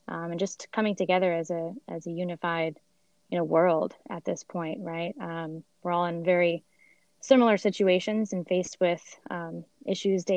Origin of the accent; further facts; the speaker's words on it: Sweden; moved away; I'm actually from Sweden